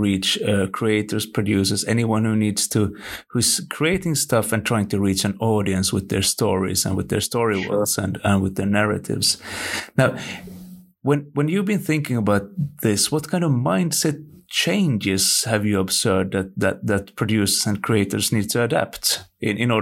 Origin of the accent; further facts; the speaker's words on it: Finland; I'm from Finland and we don't do the Thanksgiving thing here